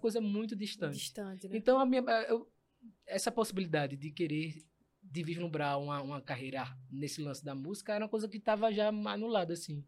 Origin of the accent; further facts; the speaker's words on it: Recife, Pernambuco, Brazil; eu vim de, de, da Iputinga, maior orgulho, viva Iputinga